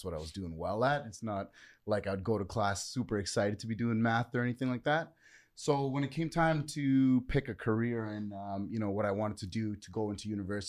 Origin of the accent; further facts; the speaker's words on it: Toronto, Ontario, Canada; also born or lived in Vaughan; So for me, growing up initially, I actually grew up in the hood in Jane and Finch.